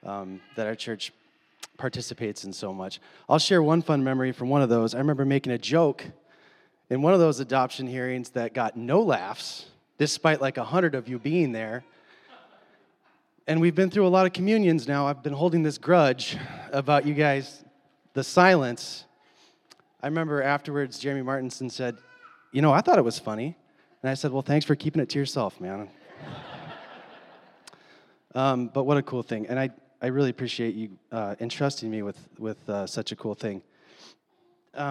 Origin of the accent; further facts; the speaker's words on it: Minneapolis, Minnesota, United States; moved away; I'm from Minneapolis, and when my friends and some of my family have asked, when are you moving back to Minneapolis?